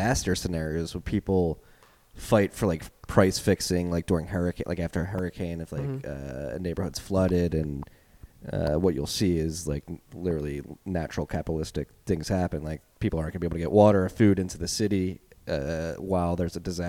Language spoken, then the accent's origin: English; Philadelphia, Pennsylvania, United States; accent: Philly; my Philly accent